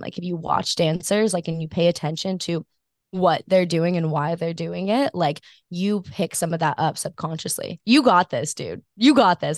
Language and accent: English; Maui, Hawaii, United States; grew up on Maui, but I am not, like, I did not grow up surfing